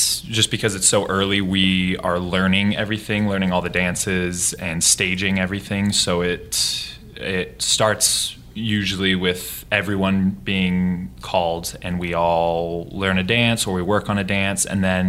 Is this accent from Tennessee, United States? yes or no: no; Boise, Idaho, United States; now in New York City, United States; And I grew up in Boise, Idaho, but I live in New York City as well.